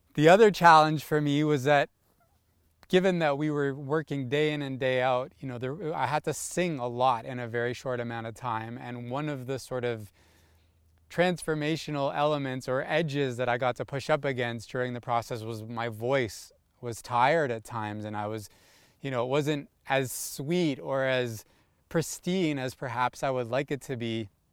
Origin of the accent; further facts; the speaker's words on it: Toronto, Ontario, Canada; also born or lived in California; I'm born and raised in Toronto.